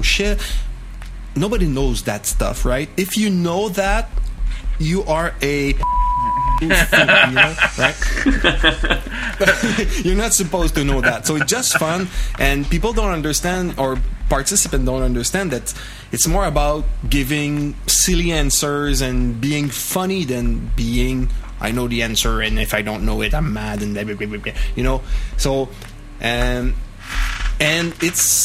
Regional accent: Canada; accent: French Canadian; English is a second language; it's an English podcast done by a French Canadian

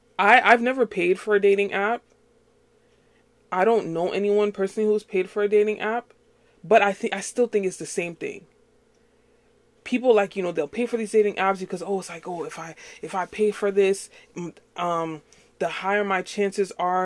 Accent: New York, United States; I'm not from Texas. I'm born and raised in New York. You probably can't tell that. I don't have a New York accent.

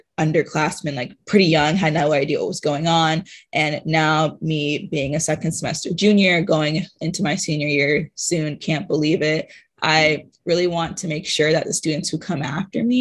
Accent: Atlanta, Georgia, United States; moved away as an adult; I'm from Atlanta, Georgia

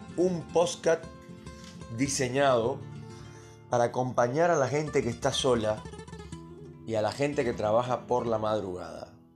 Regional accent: Cuba; moved away; el país de donde vengo yo, obviamente Cuba

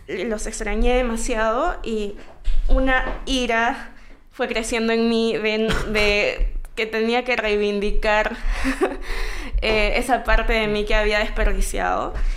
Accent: Callao, Peru; first language Spanish; nací en el Callao eh, el 2 de febrero de 1998.

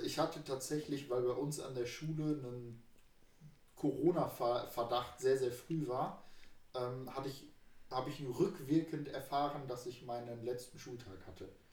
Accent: Düsseldorf, North Rhine-Westphalia, Germany; moved away; bei uns in Düsseldorf

